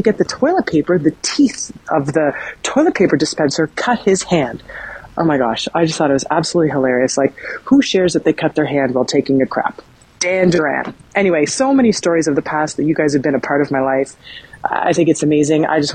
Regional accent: Brampton, Ontario, Canada; now in Etobicoke, Canada; I grew up in Brampton, listening to CFMY

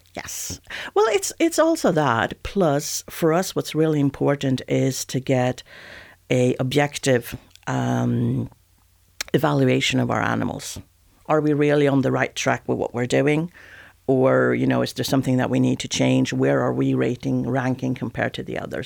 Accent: Sweden; accent: Swedish; moved away as an adult; also born or lived in Switzerland / Southwest France; now in France; I'm origin Swedish, so this is the original IKEA accent.

